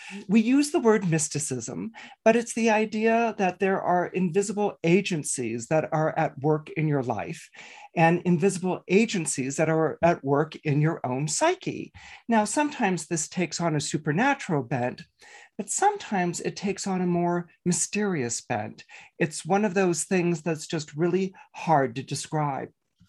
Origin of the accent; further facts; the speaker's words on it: Bay Area, California, United States; when I was a kid growing up in the Bay Area.